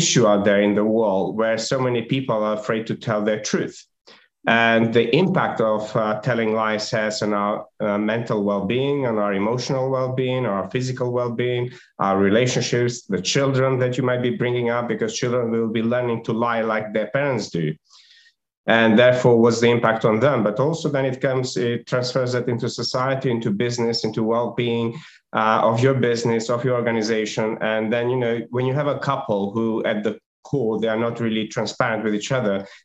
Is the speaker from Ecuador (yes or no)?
no; North Macedonia; moved away; Originally, I was born in Macedonia